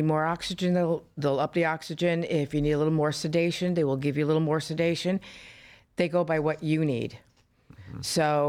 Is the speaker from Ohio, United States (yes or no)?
no; Florida, United States; I'm from Florida. I was raised in Florida. I don't know any weather but Florida.